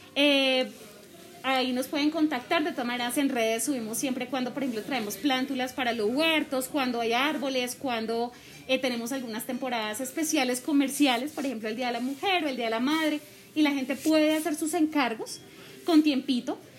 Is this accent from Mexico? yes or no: no; Bogotá, Colombia; moved away as an adult; now in Subachoque, Colombia; yo soy de Bogotá, yo soy adoptada de Subachoque